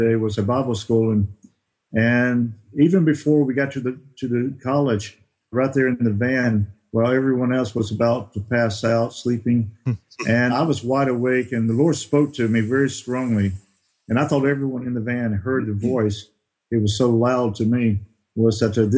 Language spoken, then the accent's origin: English; Alabama, United States; moved away as an adult; also born or lived in Bosnia and Herzegovina / Netherlands; I grew up in Baymanette, Alabama, in South Alabama